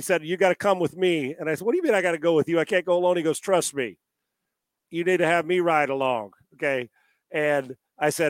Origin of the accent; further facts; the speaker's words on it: Escondido, California, United States; my hometown, the mean streets of Esco